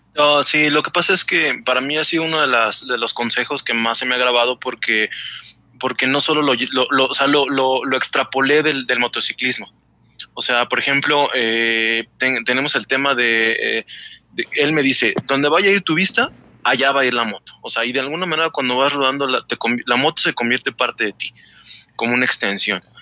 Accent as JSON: {"language": "Spanish", "region": "State of Mexico", "country": "Mexico", "moved": "yes", "lives_now": "Aguascalientes, Mexico", "said": "Yo también soy del Estado de México"}